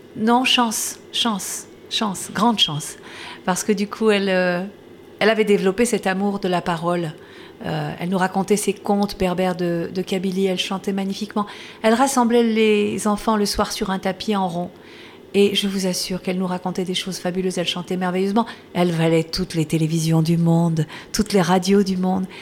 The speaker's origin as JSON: {"language": "French", "area": "the South", "region": "southern France", "country": "France", "said": "je suis du Sud"}